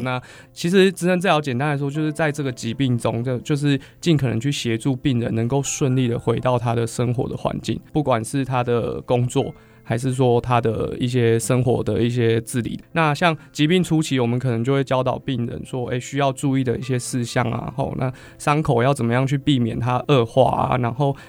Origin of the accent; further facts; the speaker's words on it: Hsinchu, Taiwan; 我是新竹人，住北，然后外婆家在北浦、峨眉那边，然后所以我们都会经过竹东跟市广交响园